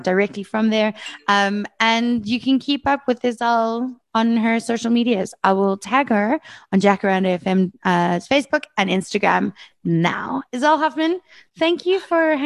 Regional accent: Brakpan, Gauteng, South Africa; I grew up in Brakpan

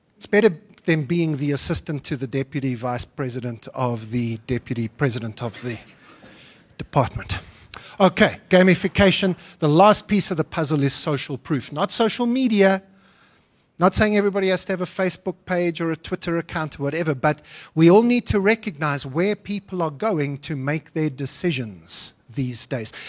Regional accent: South Africa; I am, a, as well as a South African citizen, also a European citizen

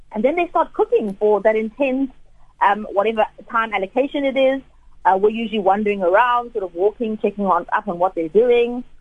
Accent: South Africa

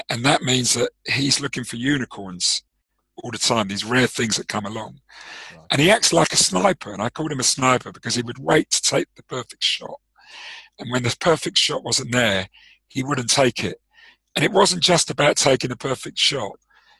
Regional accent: South Africa; I suppose you're a cricket guy like me. Yes. Being South African, yep.

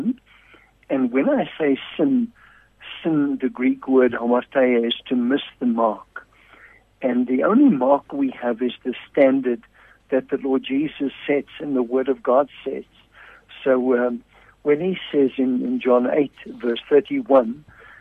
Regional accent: Pretoria, Gauteng, South Africa; I'm from Pretoria

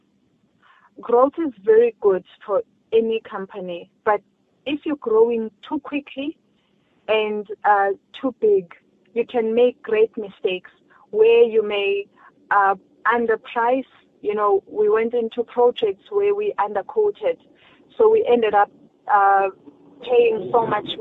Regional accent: South Africa; as a South African, as a black child

